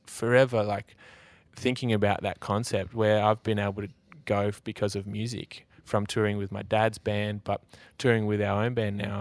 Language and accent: English; Australia; my mate Brumby, who I grew up with in Nullarbor